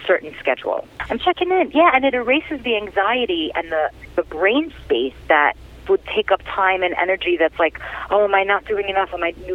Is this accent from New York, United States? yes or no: yes; New York City, New York, United States; growing up in Brooklyn